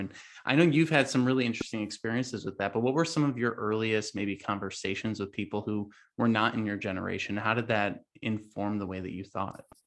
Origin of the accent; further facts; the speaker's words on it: Chicago suburbs, Illinois, United States; I grew up in the Chicago suburbs